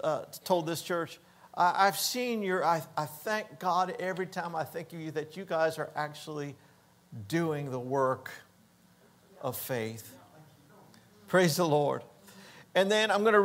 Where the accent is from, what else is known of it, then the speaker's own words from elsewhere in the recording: Hollywood, Florida, United States; moved away; also born or lived in Denver; We grew up in South Florida